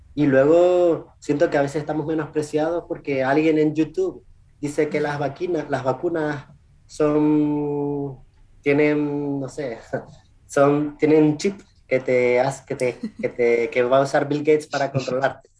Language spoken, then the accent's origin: Spanish; Canary Islands, Spain; first language Spanish; moved away as an adult; also born or lived in Chile / England; now in United States; yo soy de las Islas Canarias, unas islas pequeñitas, enfrente de Marruecos, enfrente de África, que, que, que forman parte de España.